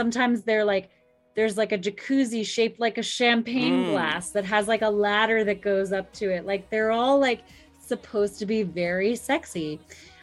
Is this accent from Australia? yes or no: no; East Coast of the United States, United States; I grew up somewhat on the East Coast of the United States